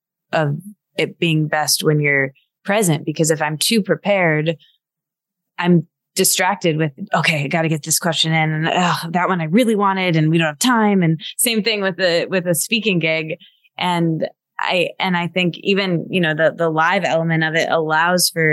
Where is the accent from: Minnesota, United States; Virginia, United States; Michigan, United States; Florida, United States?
Michigan, United States; I grew up in Michigan